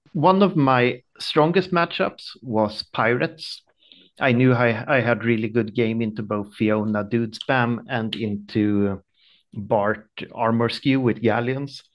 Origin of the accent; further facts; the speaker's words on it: small town close to Stockholm, Stockholm County, Sweden; I'm from Sweden, small town close to Stockholm